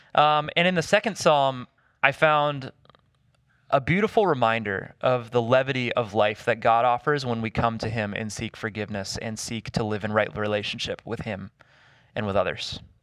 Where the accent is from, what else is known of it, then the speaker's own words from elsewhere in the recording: the South, United States; I grew up in the South